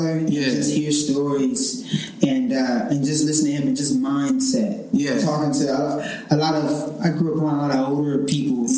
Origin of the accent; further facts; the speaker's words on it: Michigan, United States; I'm from Michigan.